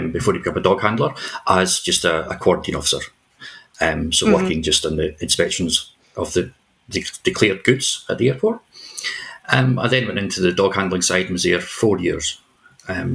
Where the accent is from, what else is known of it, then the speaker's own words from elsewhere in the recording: Scotland, United Kingdom; moved away; also born or lived in New Zealand; here in Scotland, in my home country